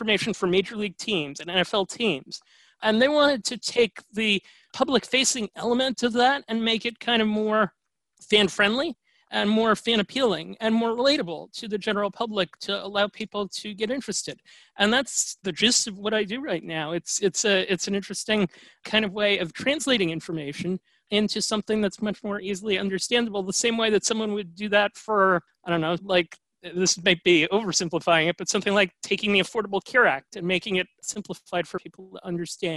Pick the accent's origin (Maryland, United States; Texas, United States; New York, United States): New York, United States; New York City; I grew up in New York City in the Upper East Side of Manhattan.